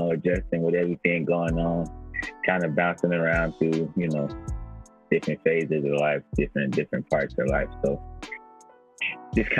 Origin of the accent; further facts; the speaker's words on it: Oakland, California, United States; also born or lived in San Diego; I'm from Oakland, California.